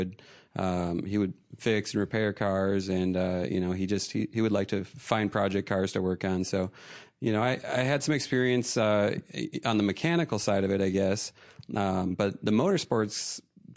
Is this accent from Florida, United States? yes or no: no; Minnesota, United States; moved away as an adult; now in Atlanta, United States; I'm originally from Minnesota